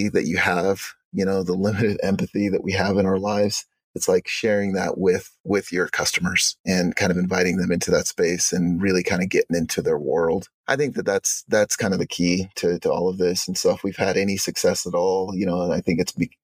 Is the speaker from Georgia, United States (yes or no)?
no; Arizona, United States; also born or lived in Uganda; now in Utah, United States; I grew up in Arizona